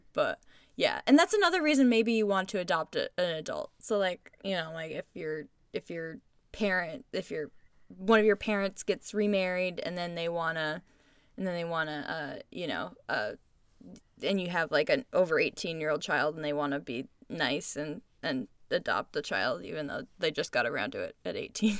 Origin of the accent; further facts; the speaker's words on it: United States; as American citizens